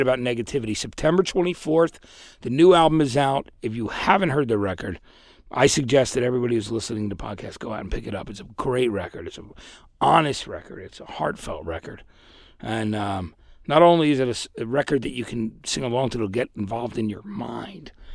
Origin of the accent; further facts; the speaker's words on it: New Jersey, United States; I'm from New Jersey